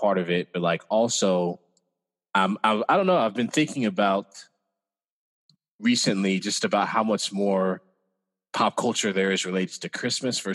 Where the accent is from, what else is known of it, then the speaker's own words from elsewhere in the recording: Cape Girardeau, Missouri, United States; now in Des Moines, United States; I was born in Cape Girardeau, Missouri, which is Southeast Missouri. It's about an 8-hour drive from Des Moines